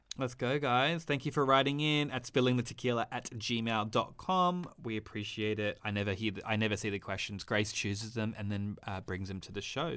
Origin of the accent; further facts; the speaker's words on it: Australia; I'm Australian.